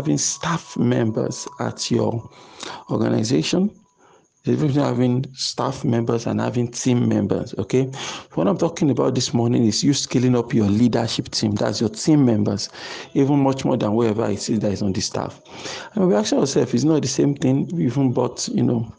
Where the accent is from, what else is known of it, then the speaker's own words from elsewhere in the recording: Nigeria; Nigerians growing up in Nigeria